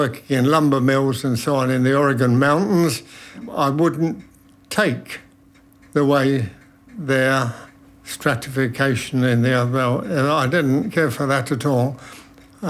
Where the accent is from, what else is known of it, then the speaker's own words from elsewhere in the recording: London, United Kingdom; moved away as an adult; also born or lived in United States; now in Toulouse, France; Born in London in 1933.